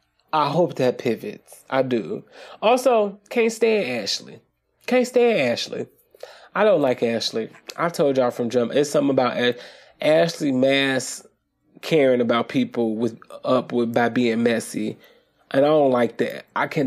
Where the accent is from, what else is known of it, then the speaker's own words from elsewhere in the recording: Nigeria; we are Nigerian, so we don't, well, some of us, you know, don't understand the severity of accusing someone of witchcraft and stuff like that.